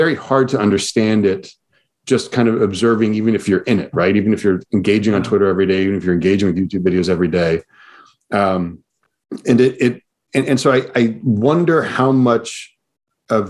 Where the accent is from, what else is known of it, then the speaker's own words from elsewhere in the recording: New York City, New York, United States; I lived in New York City. I grew up in New York City